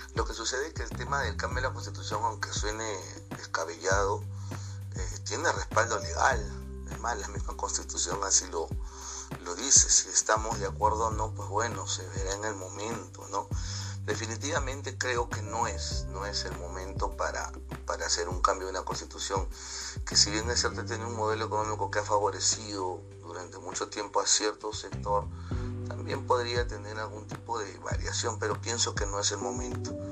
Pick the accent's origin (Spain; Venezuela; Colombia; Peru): Peru; me identifica como peruano